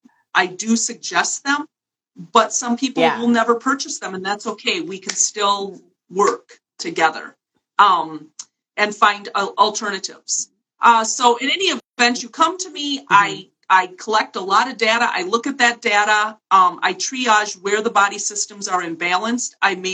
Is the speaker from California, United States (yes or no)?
no; New York City, New York, United States; now in Wisconsin, United States; I live in a small town in Wisconsin, and I moved here from New York City, despite the fact that I now have this accent.